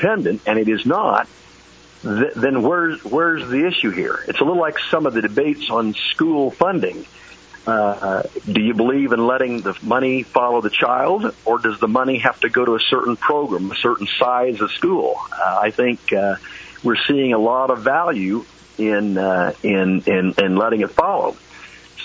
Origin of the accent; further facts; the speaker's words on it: Indiana, United States; in my home state of Indiana